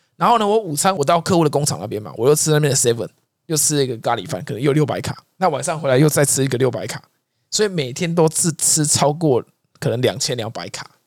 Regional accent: Taiwan; 啊，你也知道我们台湾的这种个性嘛

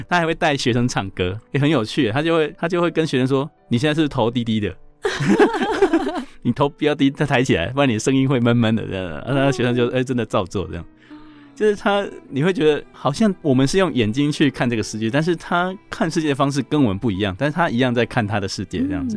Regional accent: Chiayi, Taiwan; now in Taipei, Taiwan; 我是嘉义人

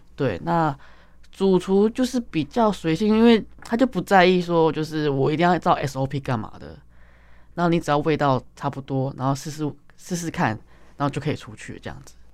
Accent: Taipei, Taiwan; 我就生在台北

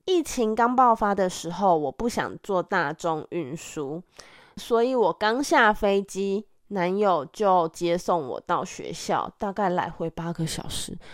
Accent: Taiwan; 身为台湾人的我们

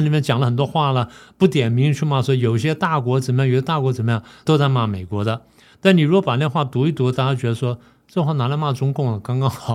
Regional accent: Taiwan; 我们作为台湾人

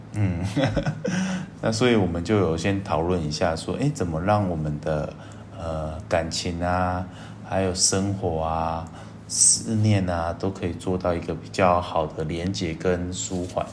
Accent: Taiwan; 我是台湾人，然后我的英文超烂

